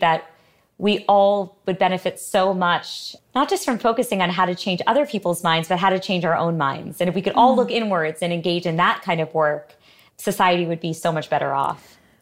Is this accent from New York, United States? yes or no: no; Connecticut, United States; we grew up in, as I mentioned, in, in Connecticut